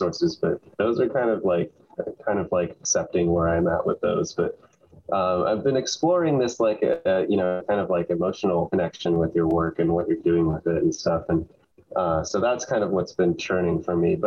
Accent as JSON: {"language": "English", "town": "Davis", "region": "California", "country": "United States", "tie": "born or raised there", "also_born_or_lived": "Berkeley, California", "lives_now": "Los Angeles, United States", "said": "I grew up in Davis, California, close to Sacramento."}